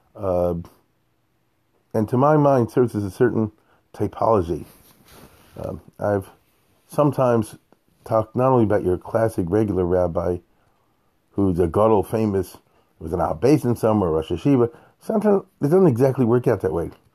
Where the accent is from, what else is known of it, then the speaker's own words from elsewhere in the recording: United States; I'm an American